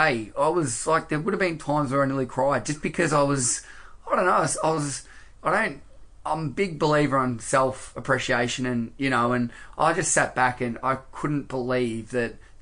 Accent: Australia; accent: quite Australian; me with my quite Australian accent

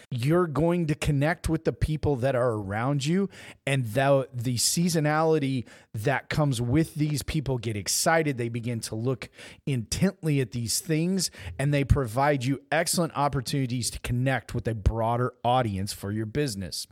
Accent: Southwest Missouri, United States; I grew up in Southwest Missouri

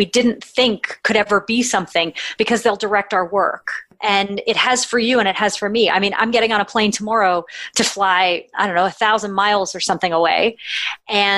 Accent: Canada; I'm Canadian

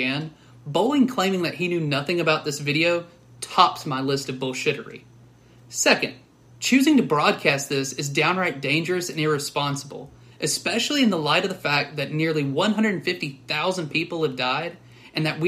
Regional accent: Alabama, United States; growing up in Alabama, especially anytime there was severe weather, the first thing that I would do is turn on ABC 3340

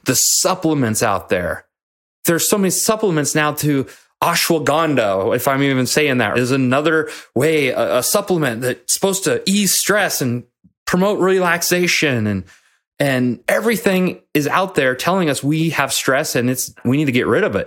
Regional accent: Nebraska, United States; moved away; my hometown in Nebraska

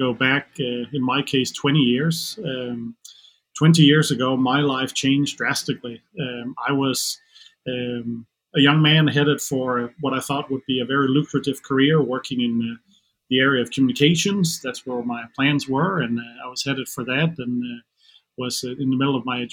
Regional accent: Denmark; English is a second language; moved away as an adult; now in United States; I am from Denmark originally, so in case any of the listeners are wondering about my accent, that's where it's coming from

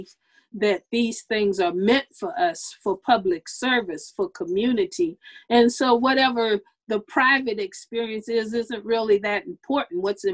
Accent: United States; I'm a Black person in America

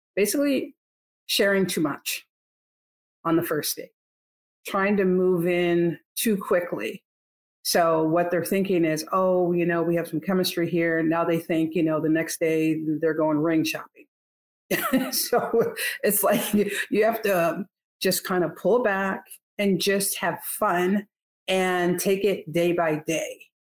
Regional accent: Northeast, United States; now in Texas, United States; I'm from the Northeast

